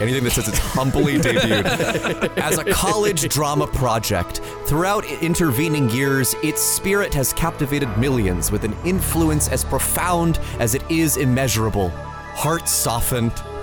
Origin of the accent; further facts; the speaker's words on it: San Diego, California, United States; I grew up in San Diego